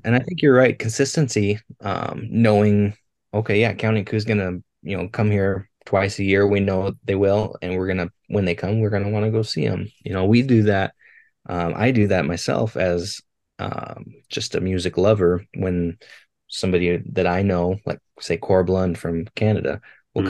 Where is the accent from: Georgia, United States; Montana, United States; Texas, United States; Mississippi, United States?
Montana, United States; Billings; growing up in Billings, it was it is the festival to go to in the summertime